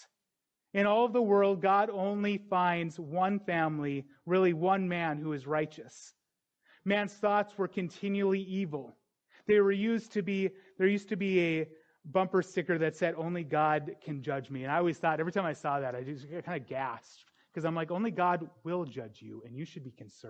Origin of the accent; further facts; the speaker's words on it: North Dakota, United States; I grew up in North Dakota, and me and my friends thought we were little OG gangsters